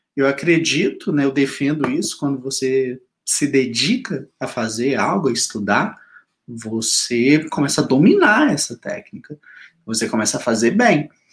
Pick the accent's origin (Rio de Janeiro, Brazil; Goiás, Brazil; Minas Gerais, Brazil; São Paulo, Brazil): Minas Gerais, Brazil; accent: mineiro; viu o sotaque mineiro?